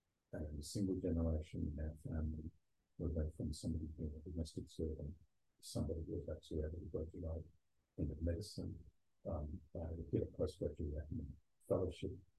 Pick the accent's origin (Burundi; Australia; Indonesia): Australia; born or raised there